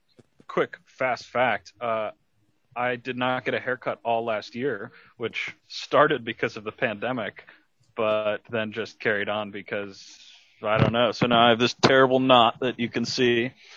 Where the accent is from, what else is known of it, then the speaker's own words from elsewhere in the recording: Johns Creek, Georgia, United States; I grew up in Johns Creek, which has a very large Asian population. So I was able to start taking Mandarin from middle school